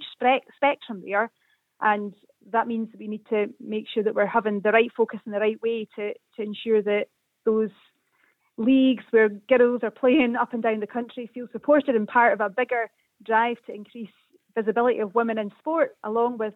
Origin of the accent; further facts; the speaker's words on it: Perth, Scotland, United Kingdom; When I was growing up in Perth, easily go to McDermott Park on a Saturday at 3 o'clock and knew that football was on.